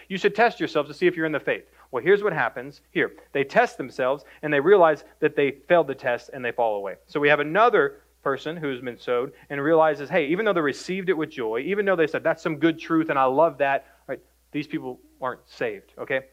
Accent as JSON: {"language": "English", "town": "Greenville", "region": "Texas", "country": "United States", "tie": "born or raised there", "said": "Born and raised in Greenville, Texas"}